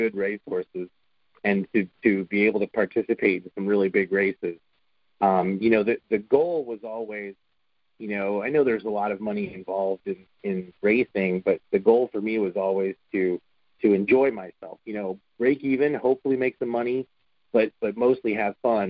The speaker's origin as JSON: {"language": "English", "region": "New Jersey", "country": "United States", "tie": "born or raised there", "said": "when I was a kid, I grew up in New Jersey"}